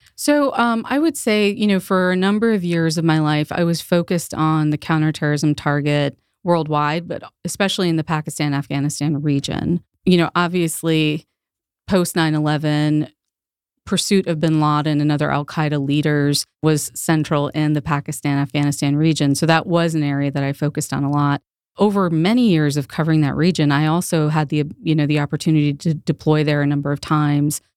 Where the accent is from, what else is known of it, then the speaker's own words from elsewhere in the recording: Northern Virginia, United States; born and raised in Northern Virginia. Northern Virginia is home for me.